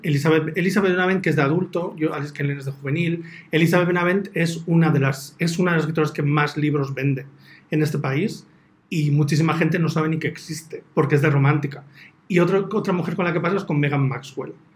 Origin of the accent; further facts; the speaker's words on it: Basque Country, Spain; soy vasco